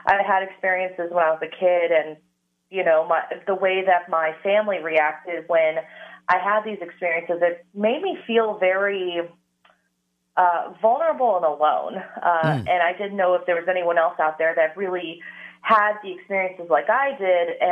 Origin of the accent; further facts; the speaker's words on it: San Diego, California, United States; I grew up in San Diego